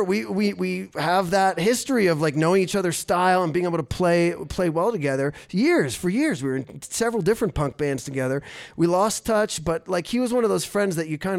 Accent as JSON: {"language": "English", "region": "New Jersey", "country": "United States", "tie": "born or raised there", "moved": "yes", "lives_now": "Ogden, United States", "said": "me and this guy right here, we grew up together in North Jersey"}